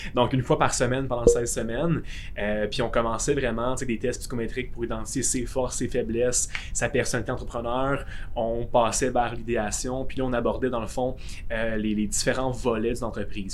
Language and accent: French; Gatineau, Quebec, Canada; je suis de Gatineau